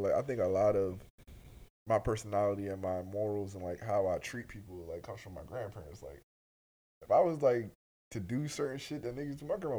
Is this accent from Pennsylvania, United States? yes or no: yes; Philadelphia, Pennsylvania, United States; I'm from Philly.